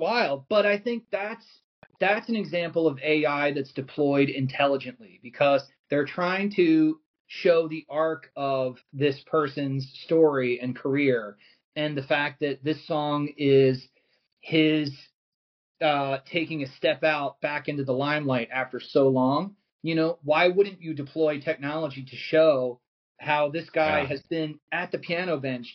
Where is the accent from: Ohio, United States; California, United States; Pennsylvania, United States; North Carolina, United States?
Pennsylvania, United States; Philadelphia; as a Philadelphian, I would say, like, I feel like New York is definitely a part of my DNA